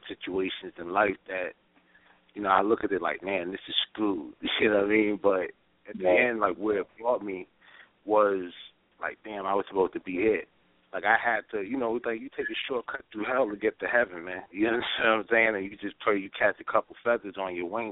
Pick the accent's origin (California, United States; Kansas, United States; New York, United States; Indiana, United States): New York, United States; I'm from New York